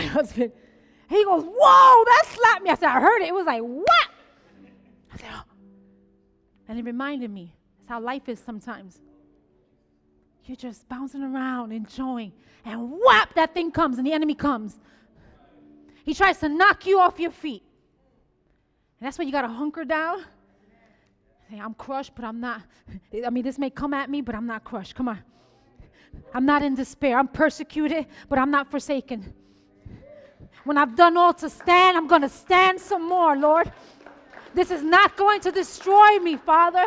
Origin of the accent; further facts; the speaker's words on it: New York City, New York, United States; I'm a Boricua from the Bronx